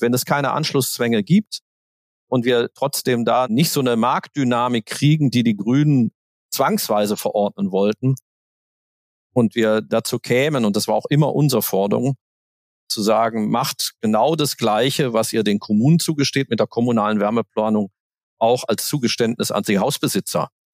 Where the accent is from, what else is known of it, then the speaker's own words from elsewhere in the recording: Aachen, North Rhine-Westphalia, Germany; moved away; Ich komme ursprünglich aus Aachen